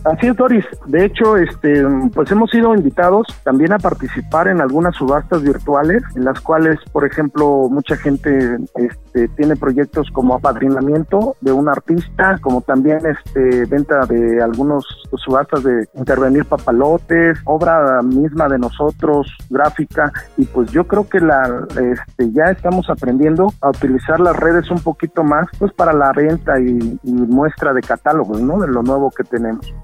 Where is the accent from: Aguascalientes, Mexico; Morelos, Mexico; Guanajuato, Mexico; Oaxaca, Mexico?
Oaxaca, Mexico; Oaxaca City; soy artista oaxaqueño, nací en la capital